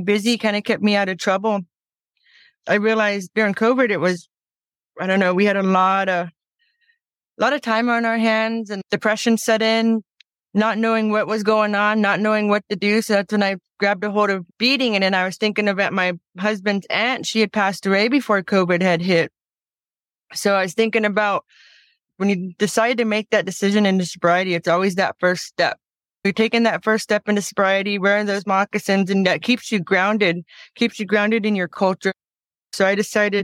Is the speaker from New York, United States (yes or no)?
no; Plains, Montana, United States; now in Flathead Reservation, Montana, United States; I was born in Plains, Montana.